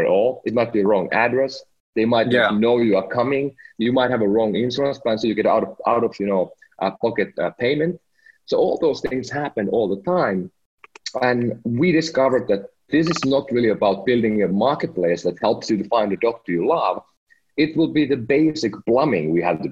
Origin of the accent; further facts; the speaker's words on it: Finland; moved away as an adult; now in United States; I'm from Finland. Last week I became a proud American citizen